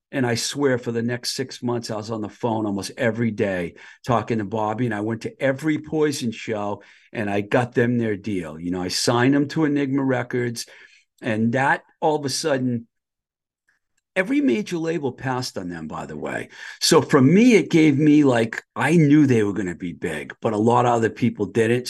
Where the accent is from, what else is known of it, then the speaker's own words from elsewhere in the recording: Boston, Massachusetts, United States; moved away as an adult; also born or lived in Los Angeles, California; I grew up in the Boston area.